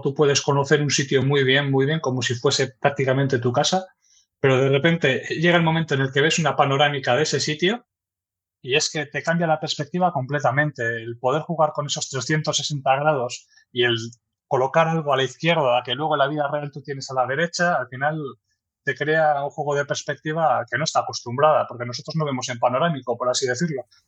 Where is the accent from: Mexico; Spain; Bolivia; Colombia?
Spain; Erandio, Basque Country; also born or lived in Santurtzi; yo soy de Erandio, un pueblo que está aquí en Vizcaya. Nací allí y la verdad que desde entonces pues siempre he estado por aquí